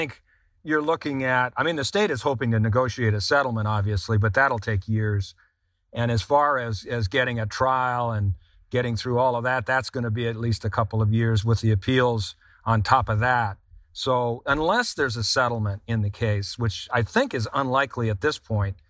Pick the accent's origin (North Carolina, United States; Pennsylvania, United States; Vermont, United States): Vermont, United States; Vermont, my home state of Vermont, had this problem in an area of southern Vermont around Bennington, Vermont.